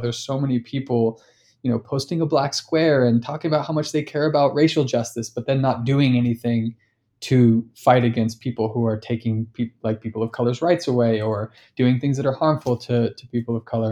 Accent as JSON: {"language": "English", "town": "Sacramento", "region": "California", "country": "United States", "tie": "born or raised there", "said": "I'm from Sacramento"}